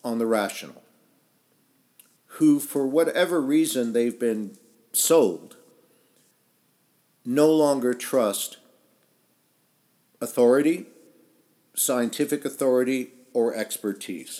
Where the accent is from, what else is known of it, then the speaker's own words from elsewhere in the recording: United States; moved away as an adult; also born or lived in England / France / Italy; although I grew up in the United States, I left in my early 20s and lived in about half a dozen countries